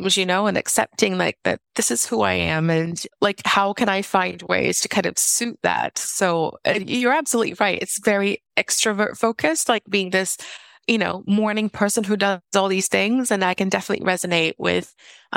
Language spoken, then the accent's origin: English; South Region, Brazil; moved away; I'm originally from Brazil, and it gets very cold in the south of Brazil, and homes are not heated in the south.